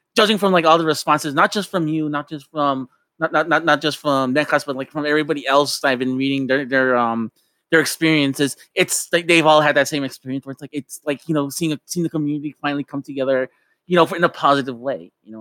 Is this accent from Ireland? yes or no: no; Tijuana, Baja California, Mexico; I grew up in Mexico and I grew up in, in Tijuana